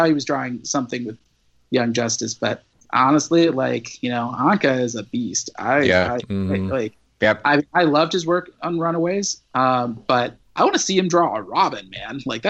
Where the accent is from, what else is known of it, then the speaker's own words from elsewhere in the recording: Midwest, United States; You know, I grew up in the Midwest. I used to be a newspaper reporter.